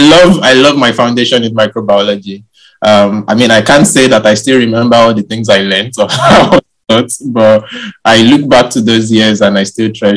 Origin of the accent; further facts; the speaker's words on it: Ile-Ife, Osun, Nigeria; moved away as an adult; now in Liverpool, United Kingdom; I was born in Nigeria, in an ancient city called Ilife in southwestern Nigeria. That's the city where all Yoruba is one of the ethnic major ethnic tribes in Nigeria.